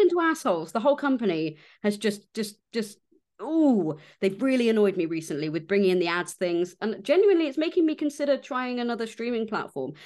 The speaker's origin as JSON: {"language": "English", "area": "West Country", "region": "South West England", "country": "United Kingdom", "said": "I was there from the West Country"}